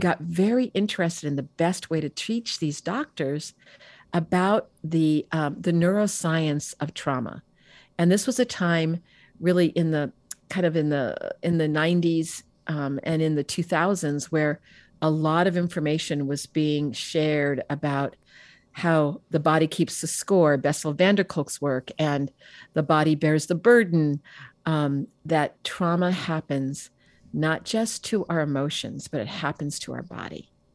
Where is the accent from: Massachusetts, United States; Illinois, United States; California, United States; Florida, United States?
California, United States; Bay Area; I grew up in the Bay Area